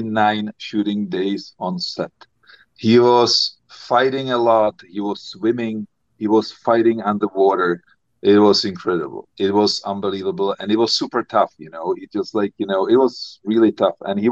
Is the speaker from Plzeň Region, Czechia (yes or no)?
no; Prague, Czechia; English is a second language; Yes. I grew up in Prague. I have a cottage in South Bohemia, which is basically, you know, the area where Jan Žižka was fighting.